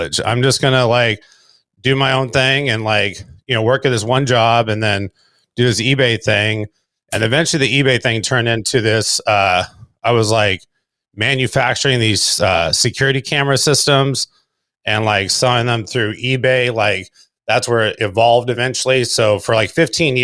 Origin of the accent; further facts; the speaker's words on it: South Bay, California, United States; also born or lived in Austin, Texas / Lawndale, California; I've lived in like South Bay, which is like Hermosa Beach, Redondo Beach area all my life